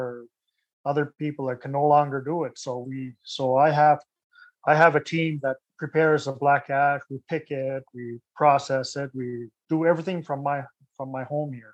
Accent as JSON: {"language": "English", "town": "Gesgapegiag", "region": "Quebec", "country": "Canada", "tie": "born or raised there", "said": "I was brought up on the Gaspé Peninsula in the Bay de Chaleur area on a Mi'kmaq community called the Gesgapegiag First Nation"}